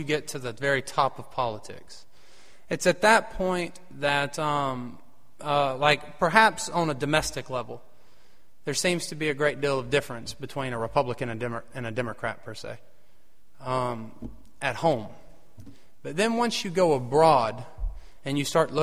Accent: United States; being an American

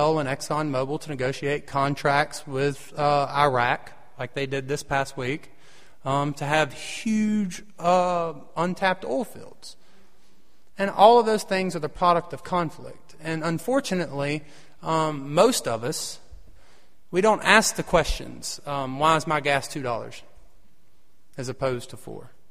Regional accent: United States; being an American

